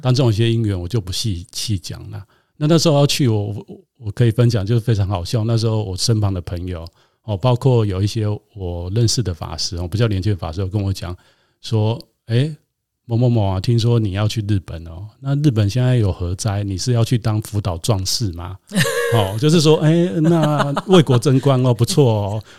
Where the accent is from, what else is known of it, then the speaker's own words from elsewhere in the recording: Taiwan; 我想在台湾长大